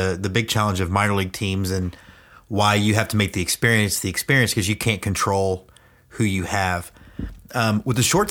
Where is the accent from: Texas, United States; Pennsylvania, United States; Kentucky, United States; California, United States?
Texas, United States; Houston; I grew up in the Astrodome practically.